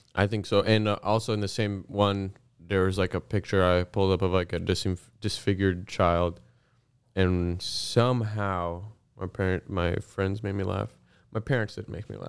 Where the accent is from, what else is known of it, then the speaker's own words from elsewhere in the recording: Canada; we're Canadian and we live in Canada